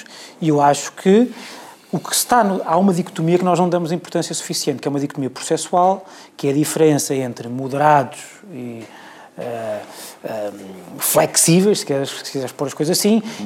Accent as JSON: {"language": "Portuguese", "country": "Portugal", "said": "eu, como português"}